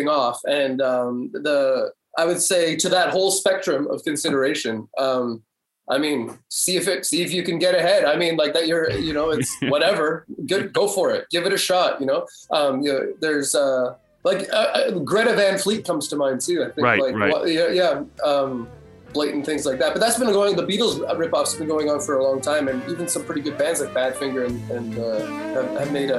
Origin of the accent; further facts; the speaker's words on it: Comox Valley, Vancouver Island, British Columbia, Canada; moved away; also born or lived in Montreal; I grew up on Vancouver Island. That's right, in the Comox Valley